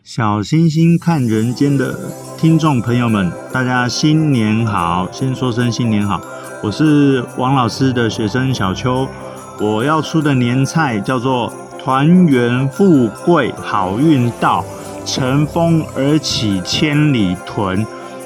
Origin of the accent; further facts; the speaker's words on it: Nantou County, Taiwan; moved away; 我的老家是南投